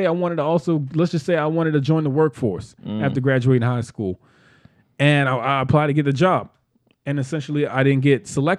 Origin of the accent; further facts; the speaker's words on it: Baltimore, Maryland, United States; Growing growing up in Baltimore City, you didn't grow up here, but I grew up here.